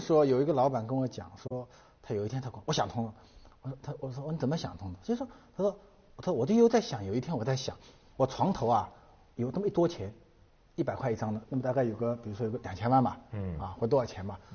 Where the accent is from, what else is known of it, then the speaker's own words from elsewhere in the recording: China; 我们中国人民